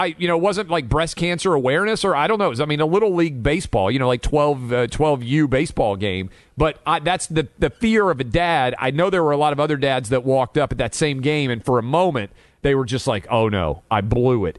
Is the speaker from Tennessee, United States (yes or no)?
yes; Nashville, Tennessee, United States; I'm born and raised in Nashville